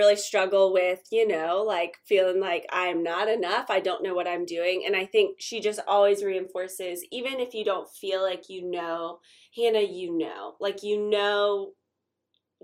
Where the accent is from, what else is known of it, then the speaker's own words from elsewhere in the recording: Wilmington, North Carolina, United States; I was born and raised in Wilmington